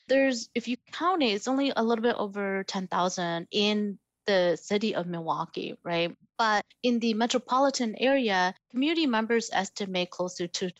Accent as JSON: {"language": "English", "region": "Northern Laos", "country": "Laos", "tie": "born there", "said": "So for people like my family, you know, I was born in Northern Laos, like thousands of other Hmong people."}